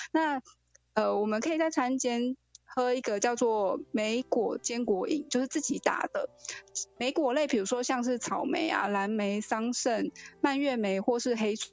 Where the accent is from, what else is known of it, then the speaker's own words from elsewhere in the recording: Taiwan; 这其实也都是我们台湾人还蛮常吃到的东西。